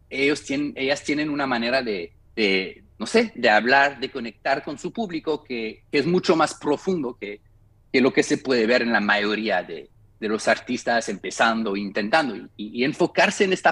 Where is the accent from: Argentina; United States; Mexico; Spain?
United States; Spanish is a second language; Entonces, nosotros estamos, como los gringos decimos, eh, drinking the Kool-Aid, ¿no?